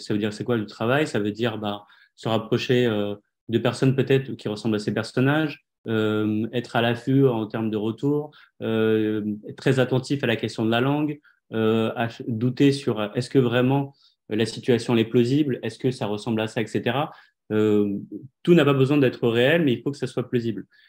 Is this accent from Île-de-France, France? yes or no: yes; Le Perreux-sur-Marne, Île-de-France, France; je suis né, je suis né en France en 81